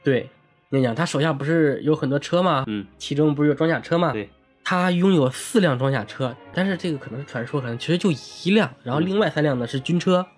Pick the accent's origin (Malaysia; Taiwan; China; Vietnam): China; Tangshan, Hebei; moved away; 在我们老家唐山啊